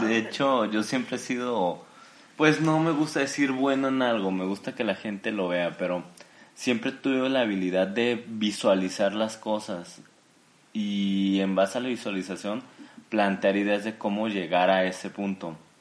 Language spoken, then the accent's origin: Spanish; Jalisco, Mexico; soy originario de Jalisco, México